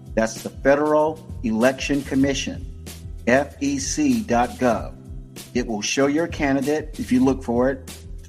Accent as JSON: {"language": "English", "town": "Tampa", "region": "Florida", "country": "United States", "tie": "born or raised there", "said": "Born at Tampa General Hospital in Tampa, Florida."}